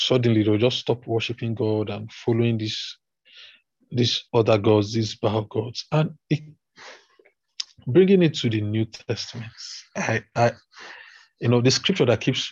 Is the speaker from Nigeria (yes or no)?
yes; Nigeria; As a Nigerian